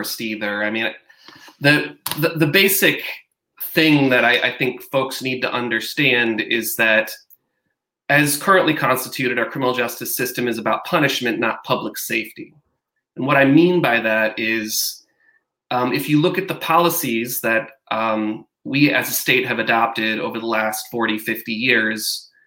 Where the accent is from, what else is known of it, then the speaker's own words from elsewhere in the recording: Grand Rapids, Michigan, United States; also born or lived in Virginia; I live in Grand Rapids, which is the city I grew up in. I grew up here